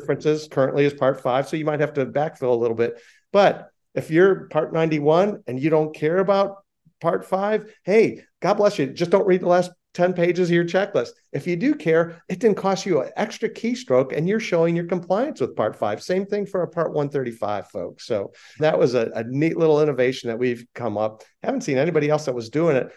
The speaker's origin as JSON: {"language": "English", "town": "Chicago", "region": "Illinois", "country": "United States", "said": "I'm from Chicago"}